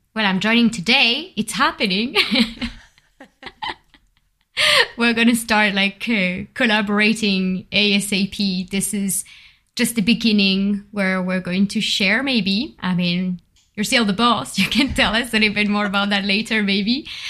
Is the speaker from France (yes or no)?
yes; Bordeaux, Nouvelle-Aquitaine, France; accent: French; English is a second language; moved away as an adult; also born or lived in Paris; now in London, United Kingdom; I've been, uh, growing up in Bordeaux.